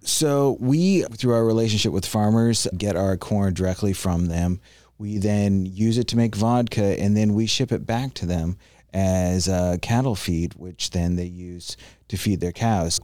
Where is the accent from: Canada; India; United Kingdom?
Canada; also born or lived in Miami / Tampa Bay; now in Tampa, United States; I grew up in Canada